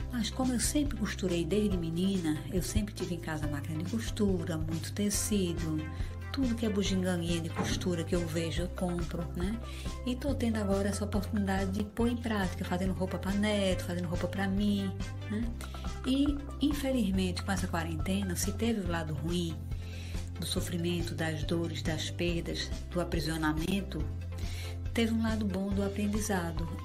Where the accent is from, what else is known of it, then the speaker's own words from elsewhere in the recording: Fortaleza, Ceará, Brazil; eu sou de Fortaleza.